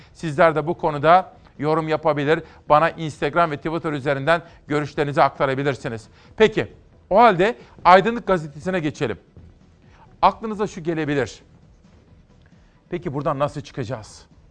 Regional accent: Kütahya, Turkey; Kütahya, benim memleketim.

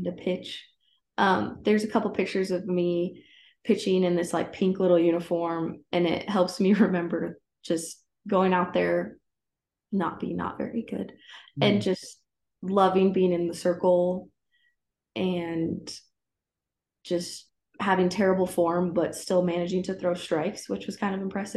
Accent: Broomfield, Colorado, United States; I went to Holy Family High School down in Broomfield, Colorado.

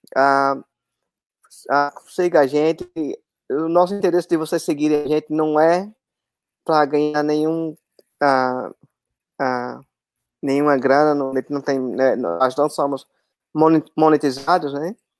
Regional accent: Aracaju, Sergipe, Brazil; eu sou de Aracaju, sou Sergipano

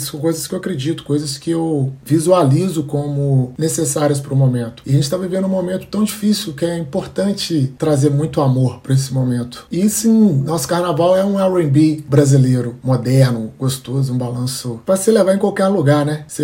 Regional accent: Belo Horizonte, Minas Gerais, Brazil; moved away as an adult; now in Rio de Janeiro, Brazil; Bom, eu sou natural de BH, minha, nasci na Zona Leste, Alto Vera Cruz, minha quebrada, e há dois anos moro no Rio.

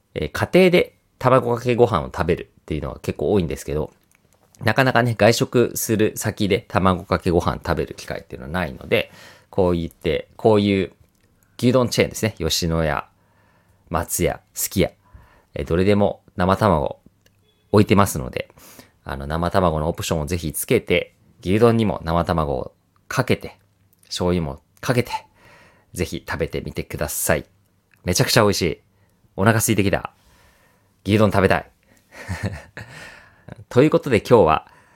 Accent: Kansai, Osaka, Japan; 私は関西、大阪出身

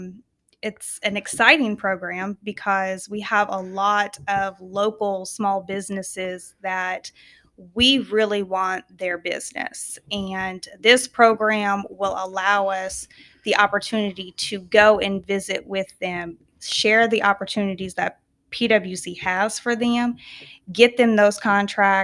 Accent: Kansas, United States; moved away; So I am originally from Kansas.

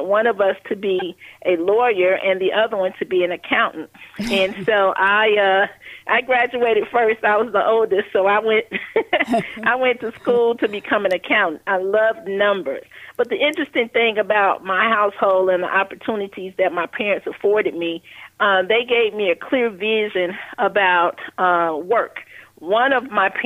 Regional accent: Chicago, Illinois, United States; I grew up in Chicago on the West Side

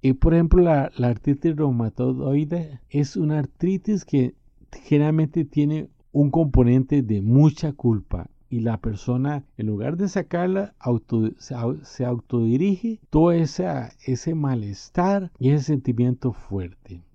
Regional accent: Costa Rica; Soy costarricense

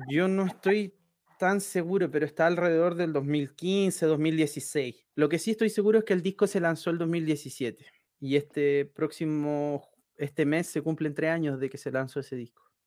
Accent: Iquique, Tarapacá, Chile; moved away as an adult; also born or lived in Antofagasta / Santiago; me vine para Santiago, porque yo soy de Iquique, en el norte

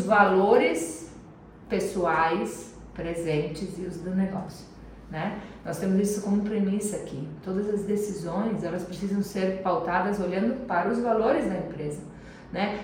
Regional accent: Nova Roma, Brazil; moved away; quando eu era criança lá em Nova Roma

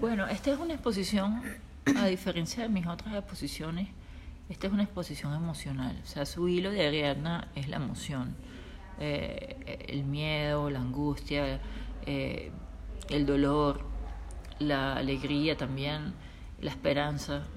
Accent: Venezuela; also born or lived in Italy; now in United States; soy venezolana, soy italiana, pero vivo en los Estados Unidos, pero estoy ahora en Europa

